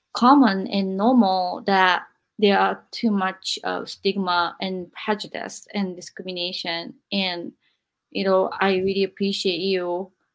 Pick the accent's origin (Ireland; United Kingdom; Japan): Japan; also born or lived in America; now in United States; I'm in America and then I'm from Japan.